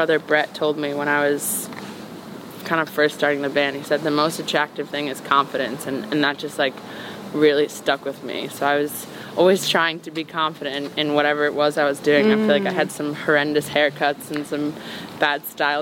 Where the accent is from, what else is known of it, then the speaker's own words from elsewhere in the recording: New York, United States; growing up in New York